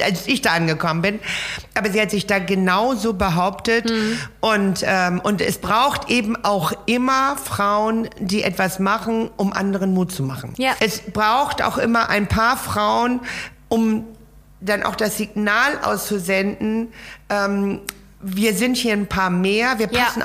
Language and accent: German; Laboe, Schleswig-Holstein, Germany; also born or lived in Kiel; ich bin ja an der Ostsee aufgewachsen in Lableu ja. und lebe in der Nähe der Ostsee bis heute